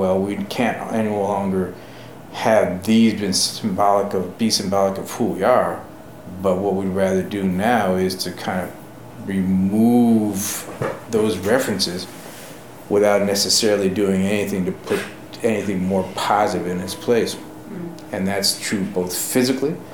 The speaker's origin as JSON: {"language": "English", "region": "New York", "country": "United States", "moved": "yes", "said": "I'm a New Yorker myself."}